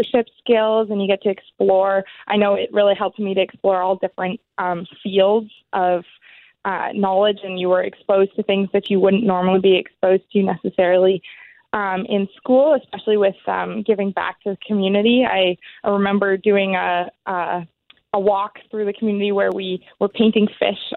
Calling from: Toronto, Ontario, Canada; I'm calling from Toronto

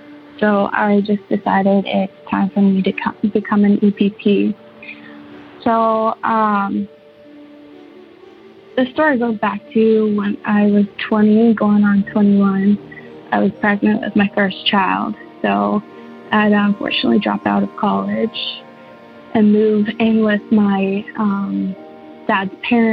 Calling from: St. Thomas, Ontario, Canada; I'm from St. Thomas, Ontario.

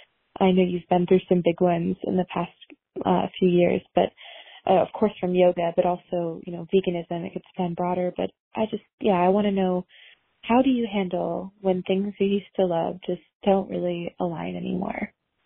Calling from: Los Angeles, California, United States; I'm 23 and I'm calling from Los Angeles, California.

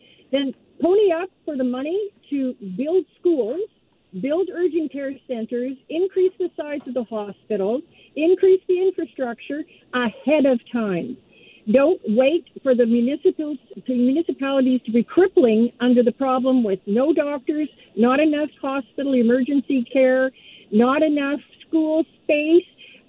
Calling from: Port Moody, British Columbia, Canada; I'm from Port Moody on the naughty list.

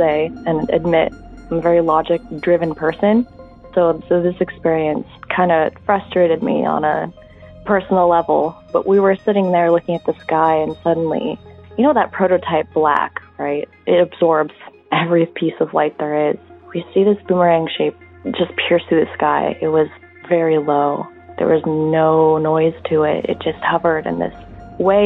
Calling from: Seattle, Washington, United States; I'm calling from Seattle, Washington.

